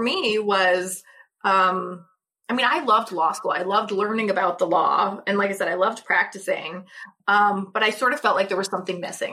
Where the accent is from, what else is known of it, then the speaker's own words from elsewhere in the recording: St. Louis, Missouri, United States; also born or lived in Kentucky; I'm originally from St. Louis